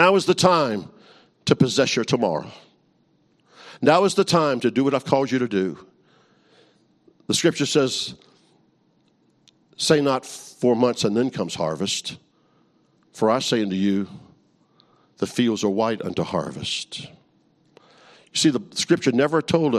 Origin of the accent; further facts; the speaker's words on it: New Orleans, Louisiana, United States; I grew up in New Orleans, Louisiana.